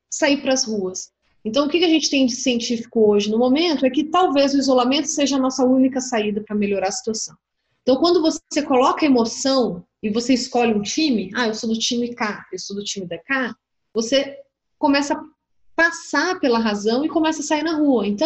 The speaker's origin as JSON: {"language": "Portuguese", "country": "Brazil"}